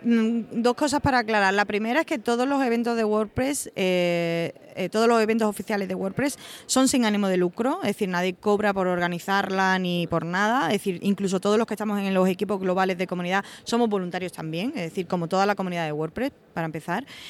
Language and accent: Spanish; Osuna, Andalusia, Spain; also born or lived in Seville; soy de Osuna, un pueblecito de Sevilla, pero he vivido muchísimos años en Sevilla